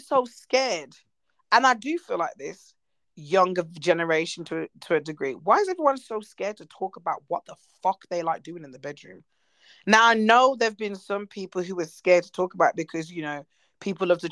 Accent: United Kingdom; I'm British.

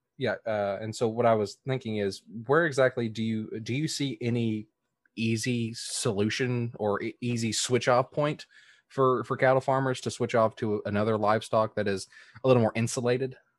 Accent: the South, United States; I come from the South

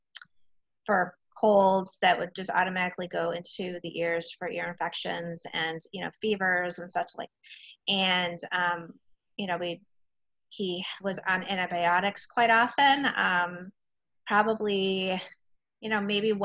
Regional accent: Chicago, Illinois, United States; moved away as an adult; now in Merrimac, United States; I am originally from the Chicago area

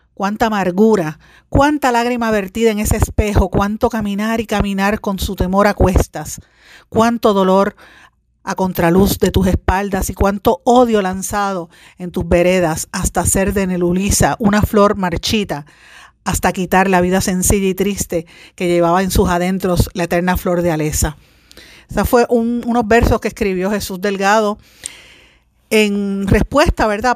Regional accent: Puerto Rico; me siento orgullosa de haber sido seleccionada como puertorriqueña

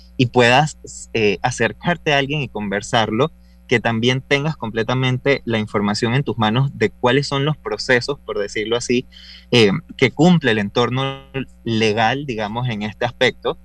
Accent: Panama; También soy un panameño

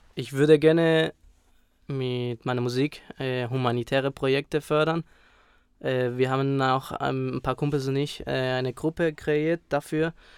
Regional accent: Spain; moved away; Ich bin dort aufgewachsen

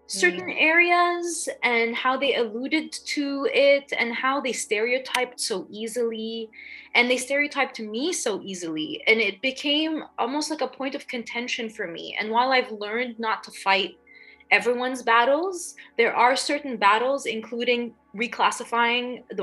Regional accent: Dubai, United Arab Emirates; You know, I grew up in Dubai, and even then, I knew I was an outsider because I'm Lebanese, I'm Egyptian, I'm there as an expat.

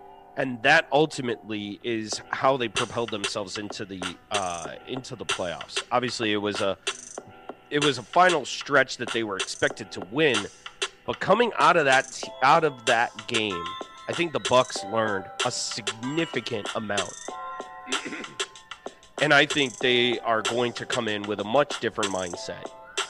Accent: Tampa, Florida, United States; it's in my hometown, bro. I'm 30 minutes away from the stadium right now

